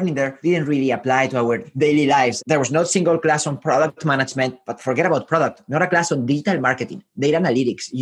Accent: Spain; also born or lived in Santiago, Chile; now in San Francisco, United States; I was born in Spain. I lived in South America, in Santiago, in Chile

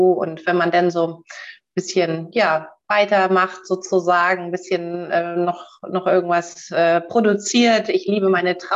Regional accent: Bremen, Germany; born there; ich bin Nord, Nord, Norddeutsch, ähm, aber ich kann dir nicht genau sagen, was meine Heimat ist. Ich kann dir sagen, es ist Hamburg, aber hier komme ich nicht her. Ich bin in Bremen geboren

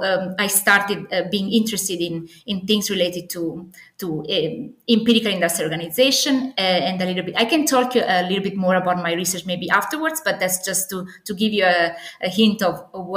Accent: Naples, Campania, Italy; English is a second language; moved away as an adult; And I'm Italian originally. I come from Napoli, the sunny Napoli.

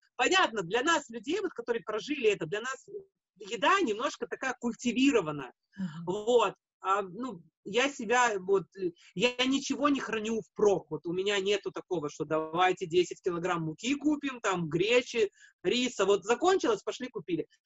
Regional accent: Latvia; now in Japan; я из Латвии

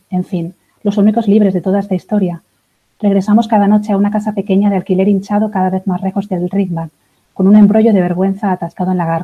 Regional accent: Spain; now in Berlin, Germany; Eh, bueno … soy española, hace cuatro años ya que estoy en Berlín.

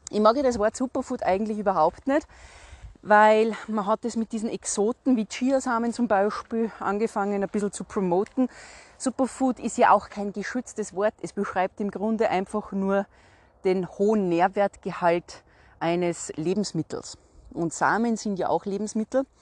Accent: Salzburg, Austria; ich komme aus Salzburg. Salzburg ist berühmt und bekannt für den Salzburger Schnürdelregen.

